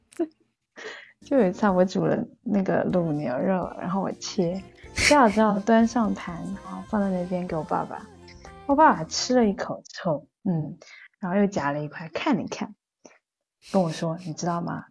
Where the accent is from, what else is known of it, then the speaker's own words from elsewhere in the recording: Taizhou, Zhejiang, China; 我是浙江台州的